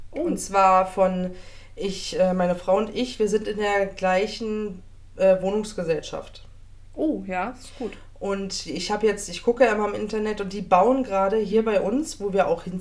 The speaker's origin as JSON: {"language": "German", "town": "Stendal", "region": "Saxony-Anhalt", "country": "Germany", "tie": "born or raised there", "said": "bin in Stendel aufgewachsen, geboren."}